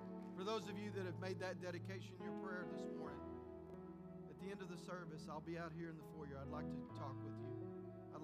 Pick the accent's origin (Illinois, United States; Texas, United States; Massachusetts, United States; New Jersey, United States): Texas, United States; West; moved away; I'm from West Texas